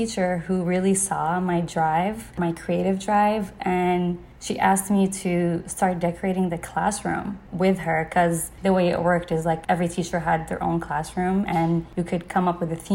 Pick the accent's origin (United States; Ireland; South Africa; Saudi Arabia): Saudi Arabia; east coast of Saudi Arabia, Eastern Province; I was born and raised on the east coast of Saudi